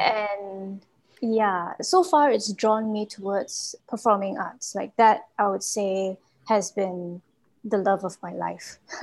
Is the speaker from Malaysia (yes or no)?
yes; Malaysia; from Malaysia.